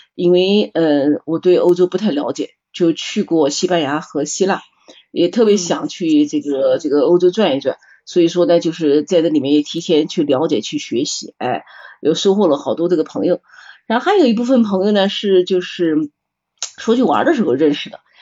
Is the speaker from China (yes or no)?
yes; Nanjing, Jiangsu, China; accent: Nanjing dialect; 好多人说我们南京话土